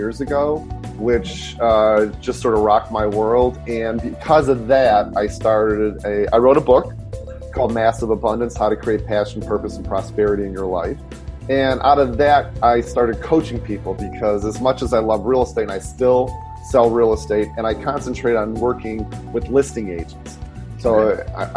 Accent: Detroit, Michigan, United States; now in San Francisco, United States; born and raised in Detroit

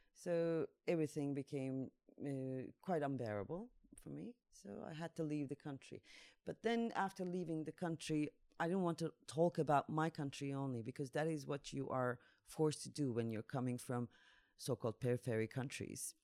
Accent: Turkey; moved away as an adult; now in Zagreb, Croatia; I'm from Turkey. Uh, since 2016, I'm in uh, Zagreb

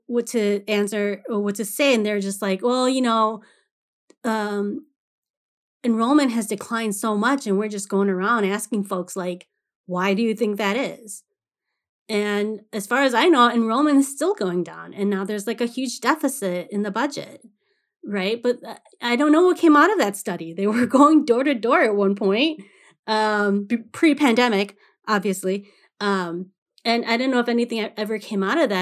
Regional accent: Saint Paul, Minnesota, United States; I born and raised in Saint Paul, Saint Paul Public

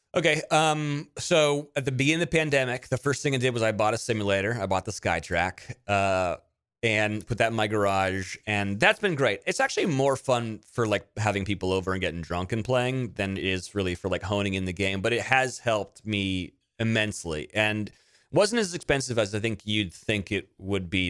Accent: Monterey, California, United States; I grew up in Monterey

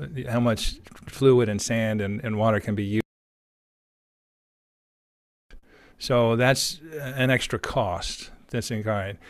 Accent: United States; speaking as an American

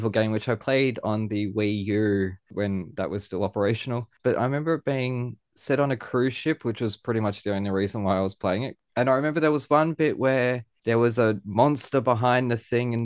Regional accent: Australia; I was born in Australia and live in Australia

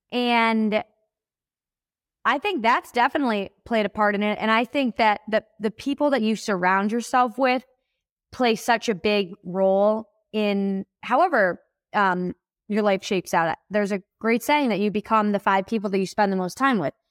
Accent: Buffalo, New York, United States; moved away as an adult; now in Denver, United States; I was born in Buffalo, New York.

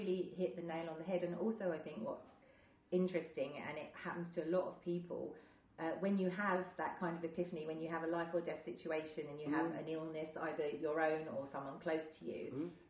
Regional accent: United Kingdom; I don't feel as proud as being British as I did

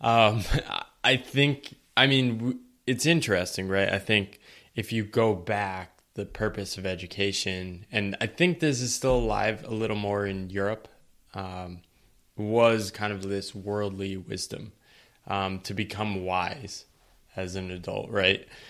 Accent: eastern Connecticut, United States; moved away; I grew up in a small town in eastern Connecticut.

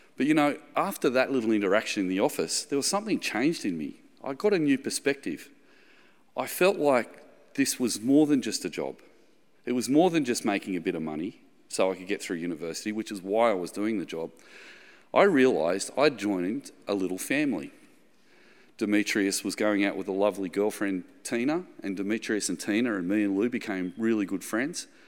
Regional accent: the Shire, New South Wales, Australia; I'm from the Shire, Shire boy in the eighties

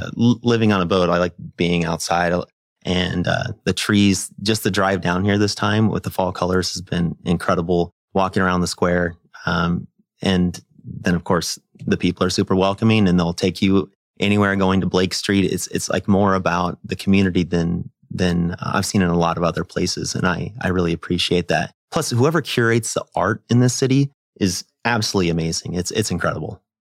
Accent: Nebraska, United States; I'm a kid from Nebraska

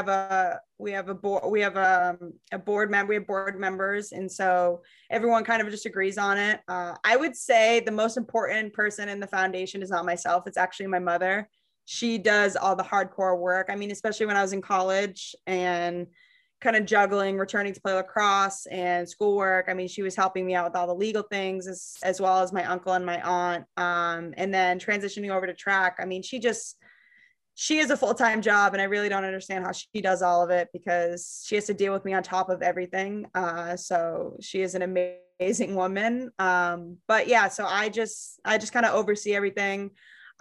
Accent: Londonderry, New Hampshire, United States; where I grew up in Londonderry, all my friends and family from there.

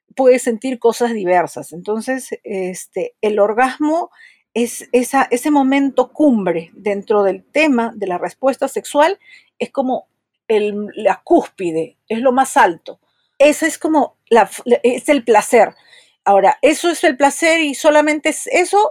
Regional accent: Peru; soy psicóloga, soy de Perú

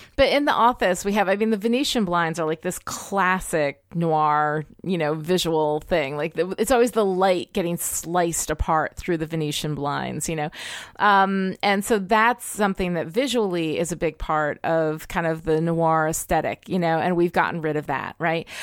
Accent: United States; I'm American. I love my country.

